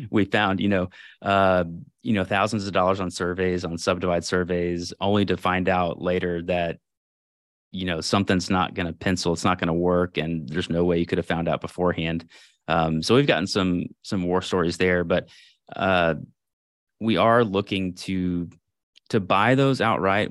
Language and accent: English; Houston, Texas, United States; moved away as an adult; I was born in Houston, grew up there, family there.